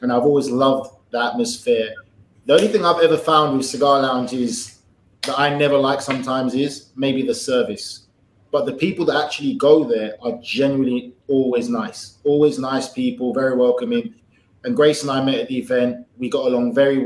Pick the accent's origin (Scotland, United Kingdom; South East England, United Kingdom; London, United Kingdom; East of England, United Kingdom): London, United Kingdom; moved away as an adult; also born or lived in South Miami, Florida; now in Miami, United States; born and raised in England, grew up there my entire life